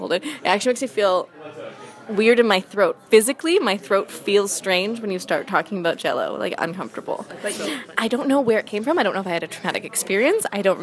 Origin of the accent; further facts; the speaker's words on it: Vancouver, British Columbia, Canada; I am from Vancouver, BC.